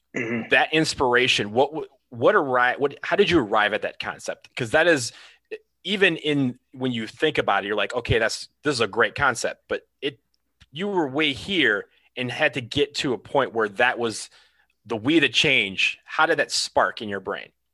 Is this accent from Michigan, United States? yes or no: yes; Detroit, Michigan, United States; I'm from Detroit, one of one of Detroit's finest